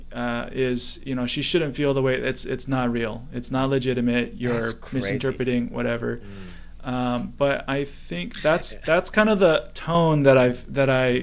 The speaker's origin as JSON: {"language": "English", "area": "Orange County", "region": "California", "country": "United States", "tie": "born or raised there", "moved": "yes", "lives_now": "Vietnam", "said": "I grew up in Orange County too"}